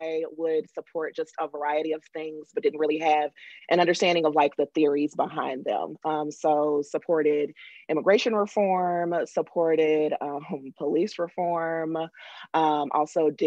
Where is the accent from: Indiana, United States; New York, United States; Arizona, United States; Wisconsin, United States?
Indiana, United States; Indianapolis; I was born and raised in Indianapolis